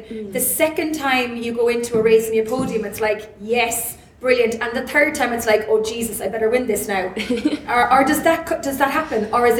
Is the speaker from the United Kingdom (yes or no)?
no; Donegal, Ulster, Ireland; I was raised in Donegal. It's a beautiful, beautiful place.